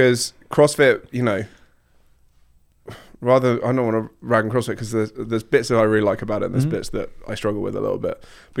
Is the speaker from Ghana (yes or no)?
no; Surrey, British Columbia, Canada; where are you from? I'm like, here. I grew up in Surrey.